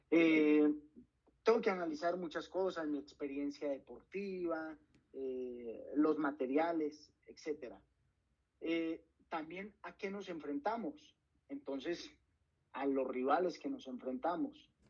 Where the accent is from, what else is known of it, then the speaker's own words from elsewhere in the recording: Valle del Cauca, Colombia; soy del Valle del Cauca y puedo sentir que mis rivales son de Antioquia o son de la sabana